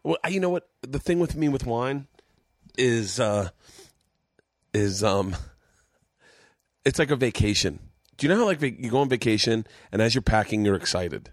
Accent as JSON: {"language": "English", "town": "Tampa", "region": "Florida", "country": "United States", "tie": "born or raised there", "said": "in Tampa, Florida, my hometown"}